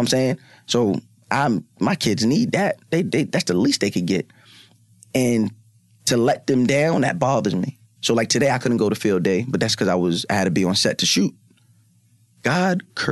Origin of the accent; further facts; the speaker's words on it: Long Island, New York, United States; I grew up on Long Island. I grew up on Long Island